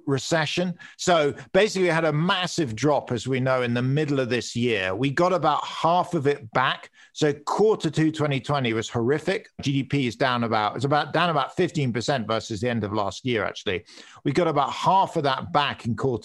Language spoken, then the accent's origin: English; United Kingdom; accent: British; moved away; I'm British